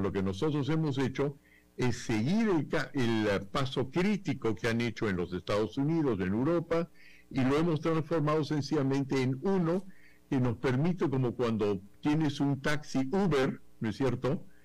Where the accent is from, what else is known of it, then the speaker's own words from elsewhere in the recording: Peru; aquí en el Perú